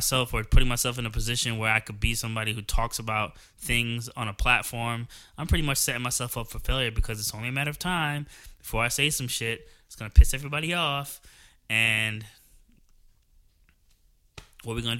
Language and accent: English; New Jersey, United States; moved away as an adult; also born or lived in Georgia; I'm from New Jersey. I spent most of my life in New Jersey, and that's where I lived